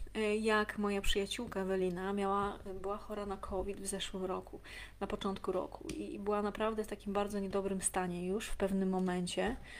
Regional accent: Warsaw, Masovian Voivodeship, Poland; ja też z WWA

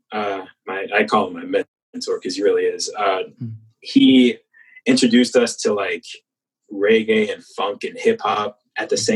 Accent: Missouri, United States; moved away as an adult; also born or lived in Chicago, Illinois

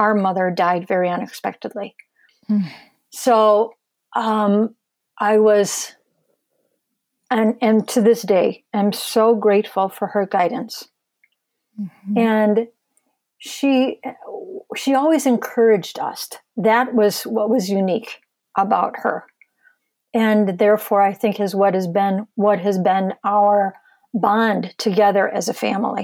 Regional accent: Michigan, United States; I'm born and raised in Michigan and have lived here my whole life.

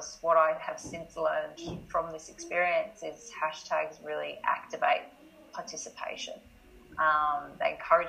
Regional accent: Australia; accent: Australian; moved away as an adult; also born or lived in Scotland; I'm obviously Australian by the accent.

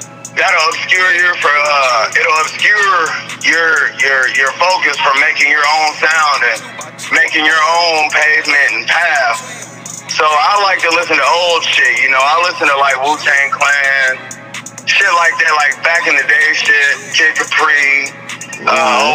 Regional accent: Davenport, Iowa, United States; I'm repping Davenport, Iowa, born and raised

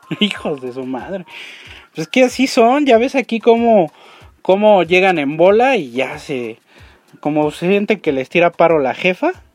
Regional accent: Mexico; como buen mexicano

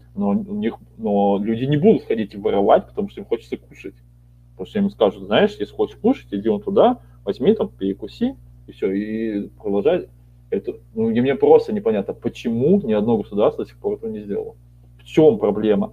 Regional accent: Siberia, Russia; я вот родился в Сибири

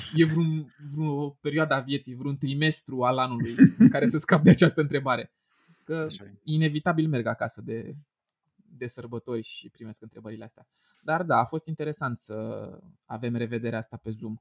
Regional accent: a small locality near Bucharest, Ilfov, Romania; eu vin dintr-o localitate mică de lângă București

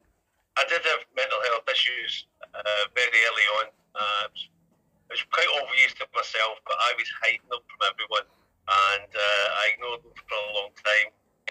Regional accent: Glasgow, Scotland, United Kingdom; now in Liverpool, United Kingdom; I'm originally from Glasgow. I came to Liverpool 27 years ago. I've lived most of my time in Liverpool. I've moved around a little bit, but I've made Liverpool definitely my home.

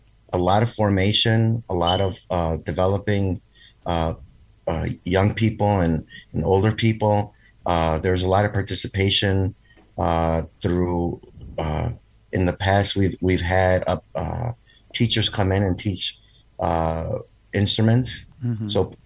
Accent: Cicero, Illinois, United States; also born or lived in Chicago; I was born in the United States here in Chicago, raised in Cicero. So I'm Little Village is right around the corner. My home parish is Epiphany Church.

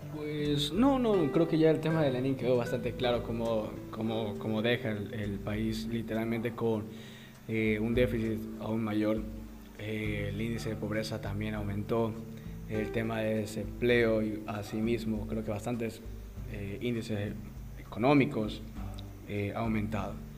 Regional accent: Ecuador; como, ecuatorianos

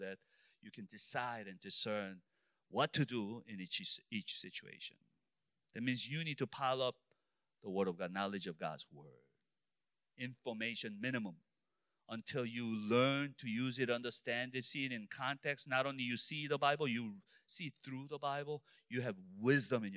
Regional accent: Illinois, United States; I'm only from Illinois.

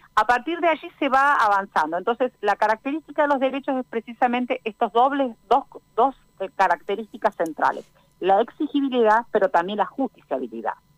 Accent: Argentina; en nuestro caso, un país federal como es Argentina

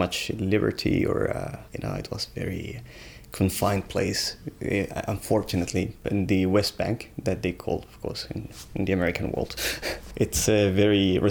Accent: Santiago, Santiago Metropolitan Region, Chile; English is a second language; moved away as an adult; also born or lived in Beit Jala, Palestine; now in Tasmania, Australia; We moved to the capital, to Santiago

